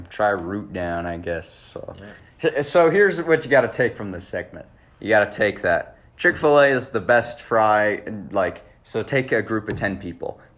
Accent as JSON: {"language": "English", "region": "New York", "country": "United States", "said": "I'm from New York. This thing's from New York. It's got to be the best."}